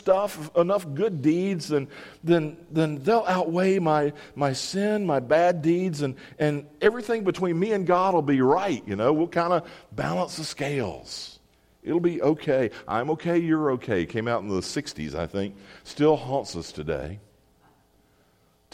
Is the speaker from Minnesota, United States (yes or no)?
no; Mississippi, United States; I grew up in Mississippi